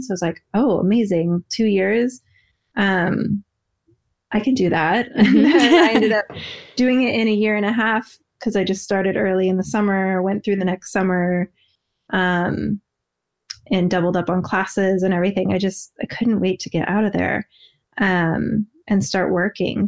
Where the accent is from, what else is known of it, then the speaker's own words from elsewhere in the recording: outside Portland, Oregon, United States; I grew up more of an Oregon girl